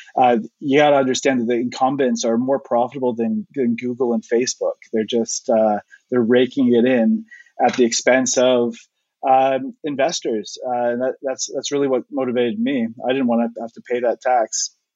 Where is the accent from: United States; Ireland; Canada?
Canada; now in United Kingdom; I'm not actually from the UK. I'm from Canada